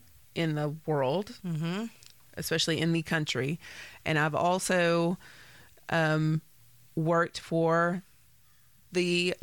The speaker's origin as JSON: {"language": "English", "country": "United States", "said": "I am an American"}